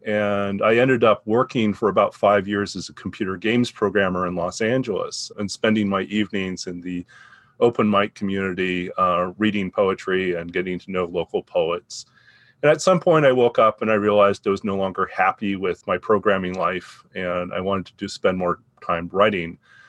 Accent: Canada; also born or lived in Saudi Arabia / Taiwan; I'm a Canadian of Chinese, Scottish, and English descent. And I grew up in Canada, Saudi Arabia, Taiwan, and then back to Canada with brief stops occasionally in the U.S.

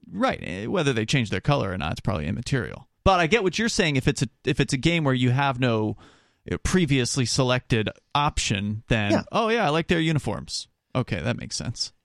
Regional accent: Florida, United States; when I was growing up in Florida, the team there is the Buccaneers

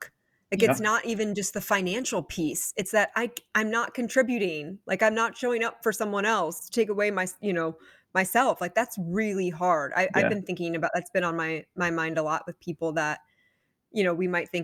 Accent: Midwest, United States; our Midwest sensibility

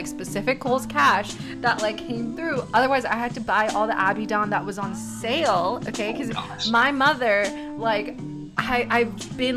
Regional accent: Texas, United States; when I grew up in Texas

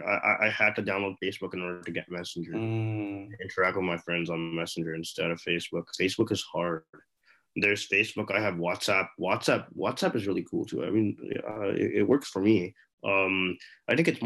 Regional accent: India; moved away; I was actually born there

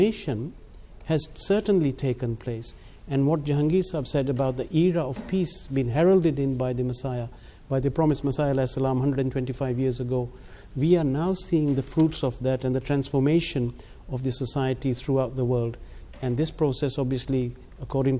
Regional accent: Gillingham, South East England, United Kingdom; I am from Gillingham and we had the mosque opening there

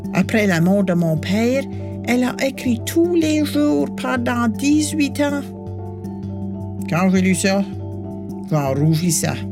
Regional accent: New Brunswick, Canada; j'ai grandi au Nouveau-Brunswick

